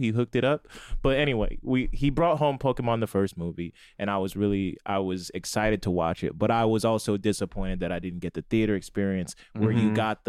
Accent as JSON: {"language": "English", "region": "Georgia", "country": "United States"}